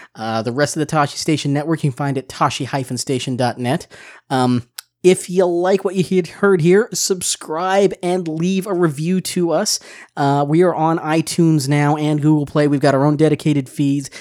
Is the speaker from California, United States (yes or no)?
no; Seattle, Washington, United States; moved away; my hometown of Seattle, Washington